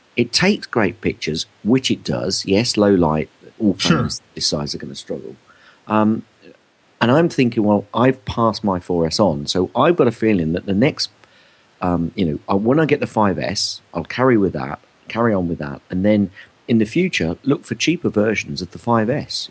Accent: United Kingdom; especially as British

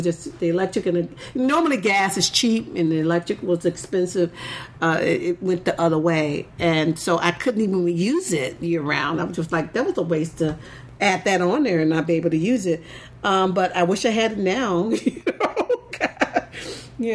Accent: the South, United States; because I told her I grew up in the South, so I know football is king.

